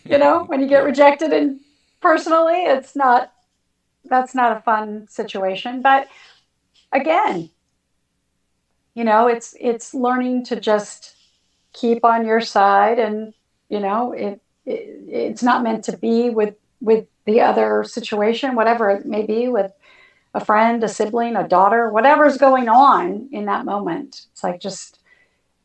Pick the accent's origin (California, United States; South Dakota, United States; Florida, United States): California, United States; I'm born and raised in California